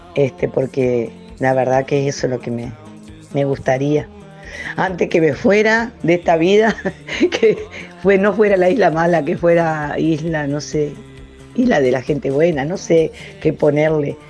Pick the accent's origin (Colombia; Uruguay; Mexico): Uruguay; Juan Lacaze, Colonia; me nací, me crié hasta los 21 años que me casé y me fui del barrio